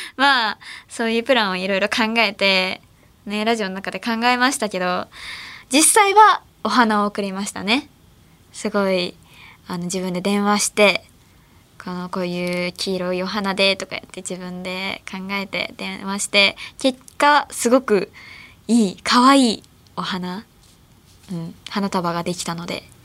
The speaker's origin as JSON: {"language": "Japanese", "region": "Ehime", "country": "Japan", "tie": "born or raised there", "moved": "yes", "said": "地元の愛媛で"}